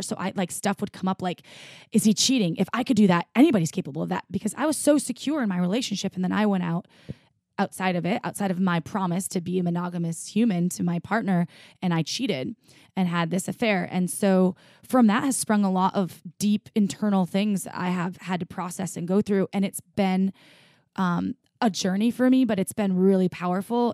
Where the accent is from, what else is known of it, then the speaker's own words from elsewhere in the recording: Midwest, United States; moved away; I grew up in the Midwest